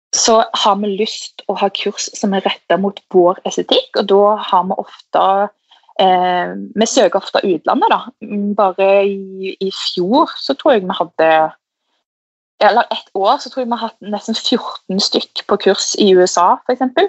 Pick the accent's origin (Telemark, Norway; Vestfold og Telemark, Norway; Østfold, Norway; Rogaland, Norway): Rogaland, Norway; Stavanger area; moved away; Jeg er jo fra Stavanger, eller en liten by utenfor